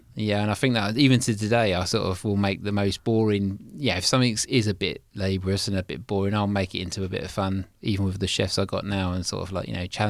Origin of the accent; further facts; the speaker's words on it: Snodland, South East England, United Kingdom; because we grew up in just outside Mason, a place called Snodland. It's a little village, well, it was a village, now it's a town.